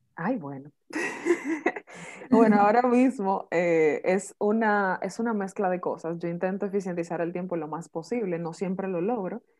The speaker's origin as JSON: {"language": "Spanish", "country": "Dominican Republic", "said": "como típico padre dominicano"}